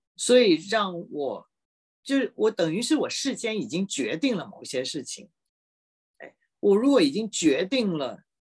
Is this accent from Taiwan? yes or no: yes; Taipei, Taiwan; moved away as an adult; 我在台北出生的